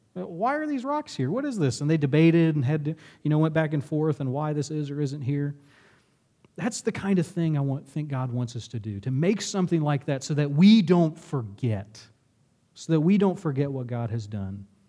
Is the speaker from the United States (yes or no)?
yes; Lexington, United States; my town growing up in Lexington